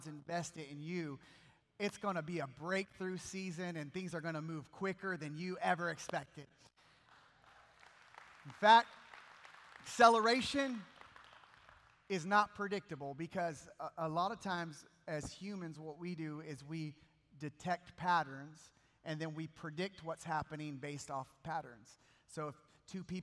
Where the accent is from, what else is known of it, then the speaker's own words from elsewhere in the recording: Bakersfield, California, United States; I'm from Bakersfield, California